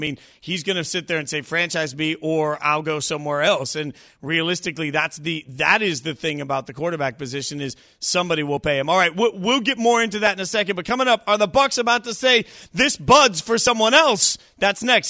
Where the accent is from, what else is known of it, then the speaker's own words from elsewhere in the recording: Las Vegas, Nevada, United States; I grew up a U N L V fan, right? Grew up in Vegas